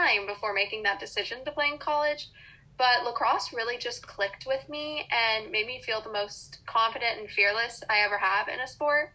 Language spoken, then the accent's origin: English; Austin, Texas, United States; moved away as an adult; now in Maryland, United States; growing up in the South in Texas